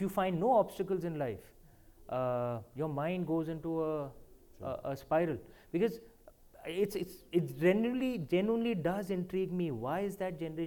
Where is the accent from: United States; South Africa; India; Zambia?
India; moved away as an adult; now in London, United Kingdom; as an Indian